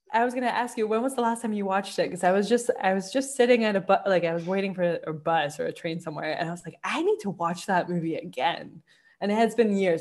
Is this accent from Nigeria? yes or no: no; Colombia; I'm from Colombia, I worked with raw emerald